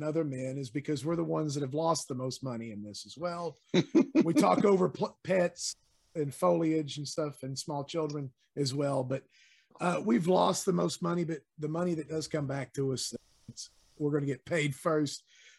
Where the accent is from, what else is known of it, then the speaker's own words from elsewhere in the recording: East Coast, United States; now in Tennessee, United States; I'm from the East Coast.